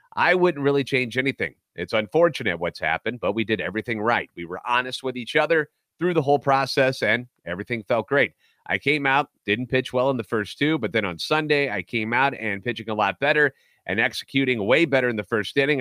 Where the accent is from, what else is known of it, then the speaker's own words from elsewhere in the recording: St. Louis, Missouri, United States; Born and raised in the Lou, lifetime Cardinals fan